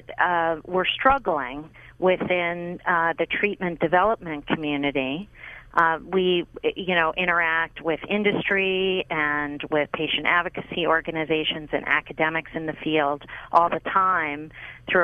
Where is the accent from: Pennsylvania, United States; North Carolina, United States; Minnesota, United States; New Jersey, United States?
Pennsylvania, United States; Pittsburgh; I grew up in Pittsburgh, Pennsylvania, and I grew up with all of them